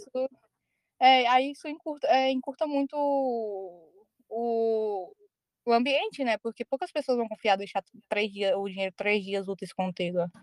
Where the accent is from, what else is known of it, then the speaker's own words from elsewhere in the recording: Ceará, Brazil; also born or lived in Goiás; now in Spain; eu me criei no Ceará, mas eu nasci no Goiás.